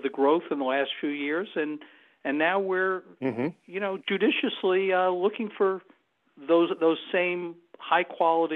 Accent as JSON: {"language": "English", "region": "New York", "country": "United States", "moved": "as an adult", "said": "I'm originally a New Yorker, and I left New York in the mid-1980s"}